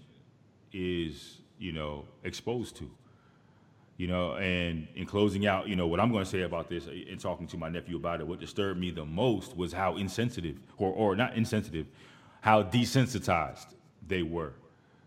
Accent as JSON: {"language": "English", "region": "East Coast", "country": "United States", "said": "I'm from the East Coast"}